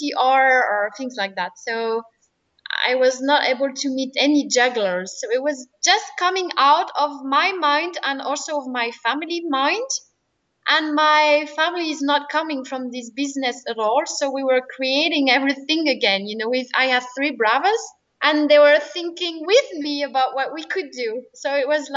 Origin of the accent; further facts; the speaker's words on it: western France, France; I grew up in a small town by the ocean on the west part of France